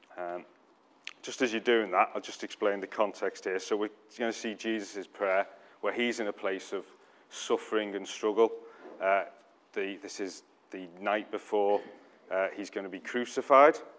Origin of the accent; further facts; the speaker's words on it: United Kingdom; we're too British